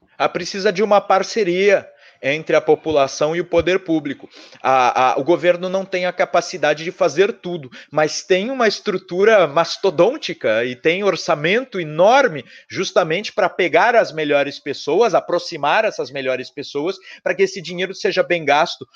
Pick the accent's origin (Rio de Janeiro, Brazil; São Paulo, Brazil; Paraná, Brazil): São Paulo, Brazil; Eu sou de São Paulo